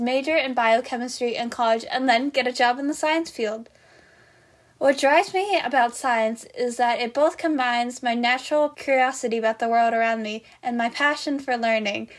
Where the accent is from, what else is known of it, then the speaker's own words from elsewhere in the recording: Newton, Massachusetts, United States; I'm from Newton, Massachusetts, and currently I'm a high school junior